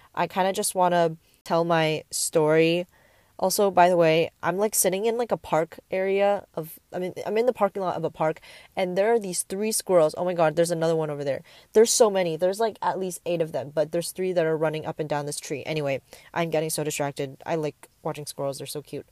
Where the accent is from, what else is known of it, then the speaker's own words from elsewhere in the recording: Bay Area, California, United States; also born or lived in Taipei, Taiwan; I am from the Bay Area, and I've grown up here. I was born and raised here